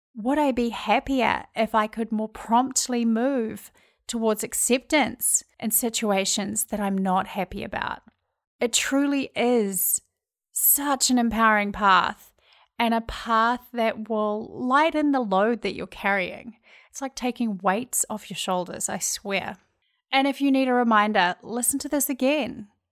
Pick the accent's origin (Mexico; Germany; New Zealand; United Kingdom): New Zealand; accent: Kiwi; moved away as an adult; now in Minneapolis, United States; if you're wondering where my accent's from, I'm from New Zealand, and I've lived in the States